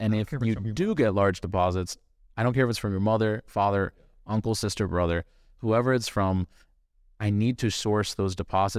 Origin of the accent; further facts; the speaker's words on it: Southern Virginia, United States; now in Miami, United States; when I grew up in Virginia